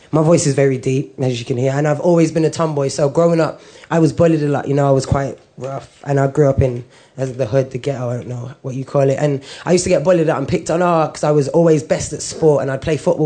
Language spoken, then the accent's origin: English; Birmingham, West Midlands, United Kingdom; now in London, United Kingdom; I'm originally from Birmingham. I grew up, again, white Irish mom, Jamaican background.